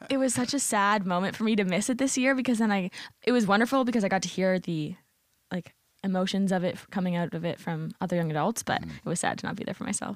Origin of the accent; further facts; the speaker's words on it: Windsor, Ontario, Canada; moved away as an adult; now in St. Catharines, Canada; currently, my parents live in Windsor, Ontario